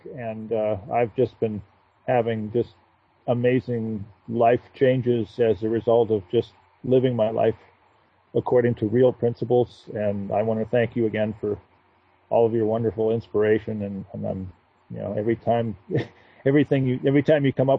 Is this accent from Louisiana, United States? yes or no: no; Los Angeles, California, United States; I'm not from Phoenix. I'm from the Los Angeles area